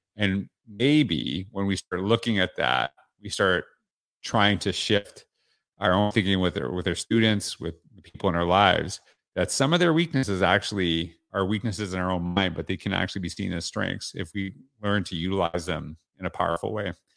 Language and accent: English; Canada; now in Central Florida, United States; I'm Canadian